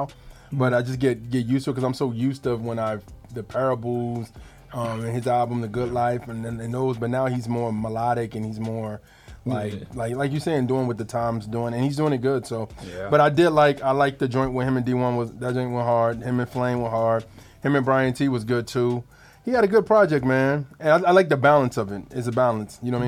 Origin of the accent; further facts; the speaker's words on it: New Jersey, United States; I'm from New Jersey